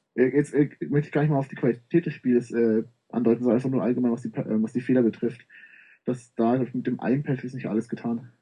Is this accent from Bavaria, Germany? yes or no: yes; Munich, Bavaria, Germany; komme aus dem schönen München